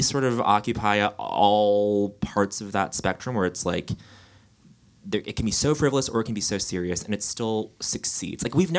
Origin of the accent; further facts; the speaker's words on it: Rhode Island, United States; Or this neighborhood I grew up in Rhode Island.